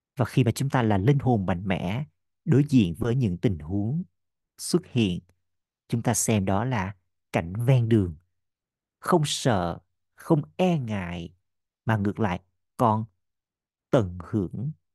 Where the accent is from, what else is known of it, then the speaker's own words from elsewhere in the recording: Vietnam; mình là người Việt Nam duy nhất